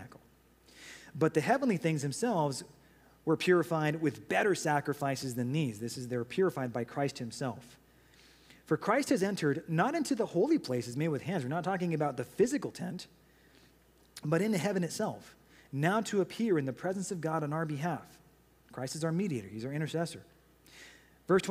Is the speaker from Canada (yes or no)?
no; United States; we as American citizens